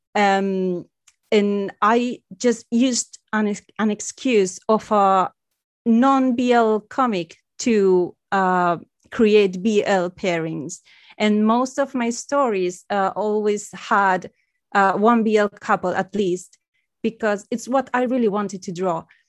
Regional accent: Spain; English is a second language; I'm from Spain

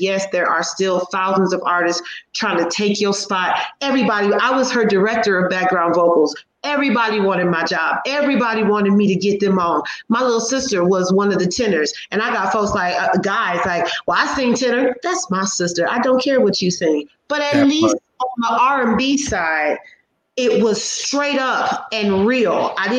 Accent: Midwest, United States; I grew up in the Midwest. My mother grew up in Detroit.

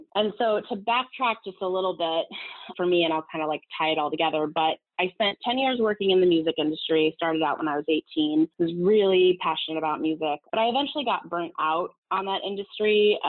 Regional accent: California, United States; also born or lived in Los Angeles; now in New York, United States; I'm from Southern California and had moved to LA and had spent about seven, 8 years in LA working in the industry.

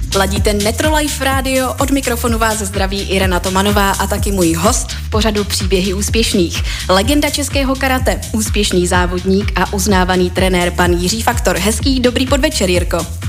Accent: Czechia

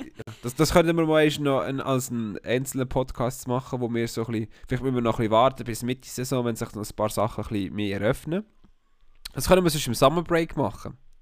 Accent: Switzerland

